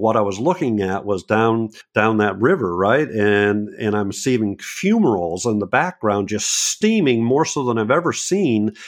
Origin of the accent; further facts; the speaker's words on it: New England, United States; now in Bucks County, Pennsylvania, United States; I'm in, in Bucks County, Pennsylvania, but I'm from New England